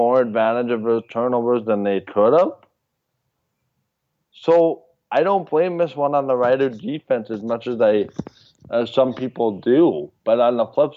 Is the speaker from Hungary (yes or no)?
no; Canada; It makes me so proud to be a Canadian